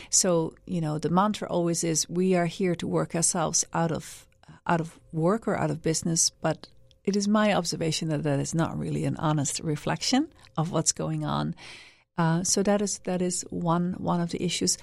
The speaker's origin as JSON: {"language": "English", "country": "Netherlands", "also_born_or_lived": "Washington, D.C., United States / Vietnam / Cambodia", "moved": "yes", "said": "I'm originally from the Netherlands"}